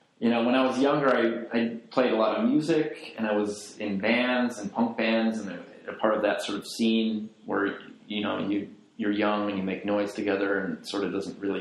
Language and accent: English; Chicago, Illinois, United States; also born or lived in Reykjavik, Iceland / Florence, Italy; I'm from Chicago, I was born in Chicago, I grew up here